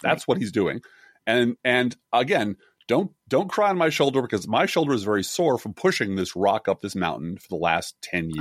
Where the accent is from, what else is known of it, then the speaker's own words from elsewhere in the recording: Midwest, United States; a Midwesterner with a funny name